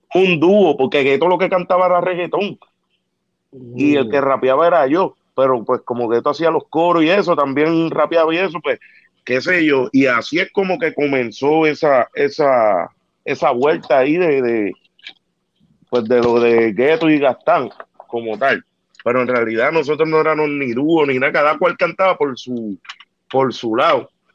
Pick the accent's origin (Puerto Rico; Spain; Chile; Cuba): Puerto Rico; Ponce; Yo era como que un cantante local en mi pueblo, allá en Ponce. Yo soy del área sur de allá de Ponce